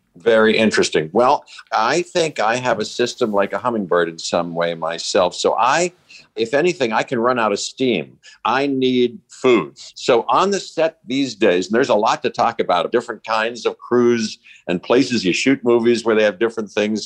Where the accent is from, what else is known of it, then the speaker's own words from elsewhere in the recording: Pittsburgh, Pennsylvania, United States; I grew up in Pittsburgh